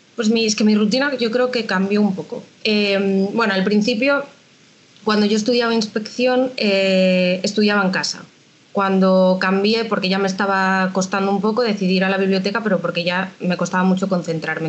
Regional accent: A Coruña, Galicia, Spain; yo soy de Coruña

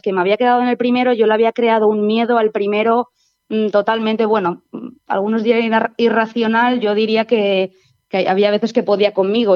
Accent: Valencia, Valencian Community, Spain; moved away as an adult; now in Lleida, Spain; yo soy de, la, de Valencia

